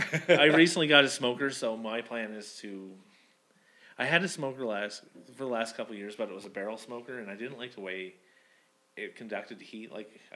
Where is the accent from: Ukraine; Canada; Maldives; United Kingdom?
Canada; Pictou, Nova Scotia; moved away; my hometown has a knife factory in it